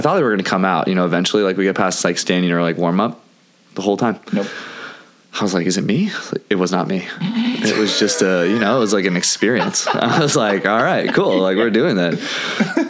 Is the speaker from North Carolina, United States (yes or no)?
no; California, United States; accent: California; also born or lived in Santa Cruz; Lisa says I have a California accent